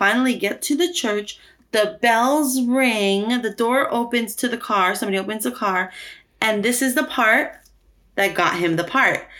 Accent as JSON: {"language": "English", "town": "Los Angeles", "region": "California", "country": "United States", "said": "I'm brown and I'm from South Central"}